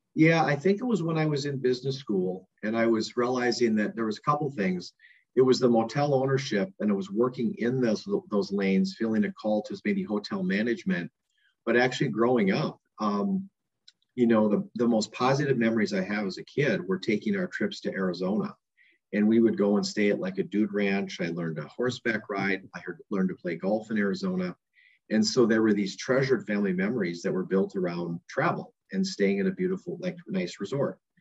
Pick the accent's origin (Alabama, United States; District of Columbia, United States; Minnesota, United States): Minnesota, United States; Minneapolis; I grew up in South Minneapolis.